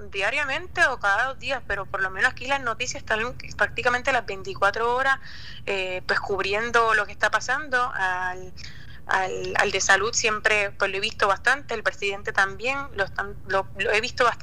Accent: Cabo Rojo, Puerto Rico; Sí, yo nací en y me crié en Cabo Rojo.

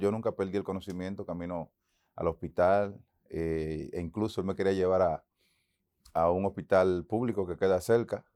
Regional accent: Santo Domingo, Dominican Republic; moved away as an adult; also born or lived in Boston, United States; en Santo Domingo, mi tierra, la que amo

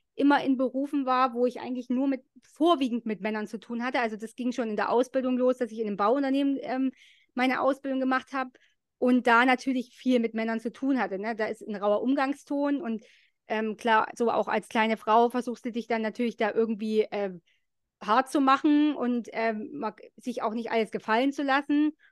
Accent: East Germany, Germany; bei uns in der DDR

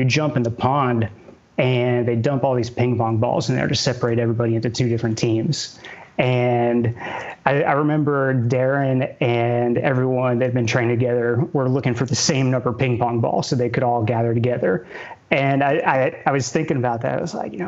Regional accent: Cary, North Carolina, United States; moved away as an adult; now in California, United States; originally from Cary, North Carolina, born and raised there

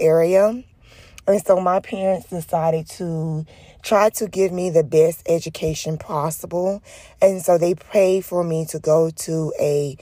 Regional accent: Jennings, Florida, United States; I am from Jennings, Florida.

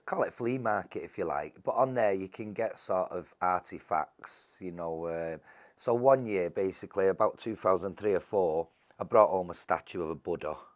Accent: Salford, North West England, United Kingdom; I was born and bred in Salford all my life

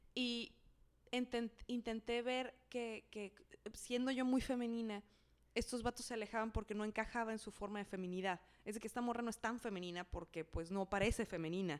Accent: Mexico City, Mexico; Yo creciendo en la Ciudad de México

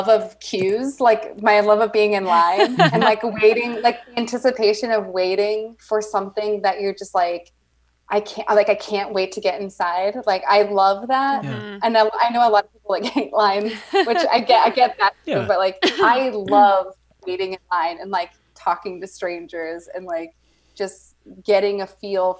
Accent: Iowa, United States; I'm from small town Iowa.

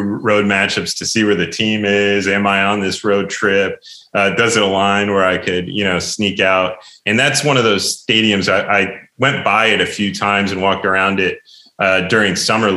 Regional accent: New Jersey, United States; I grew up in New Jersey

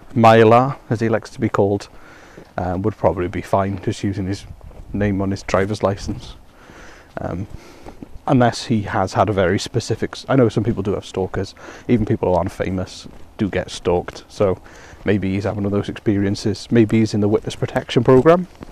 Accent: Wales, United Kingdom; I come from Wales

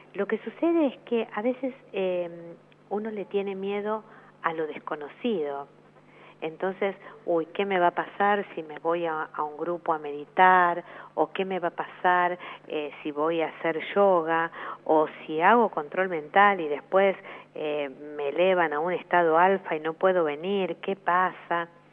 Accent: Argentina

